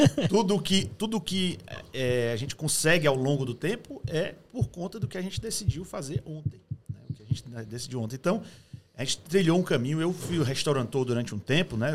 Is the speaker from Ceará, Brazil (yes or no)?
yes; Fortaleza, Ceará, Brazil; moved away as an adult; also born or lived in Sobral; now in London, United Kingdom; nasci em Sobral, mas eu sempre morei em Fortaleza.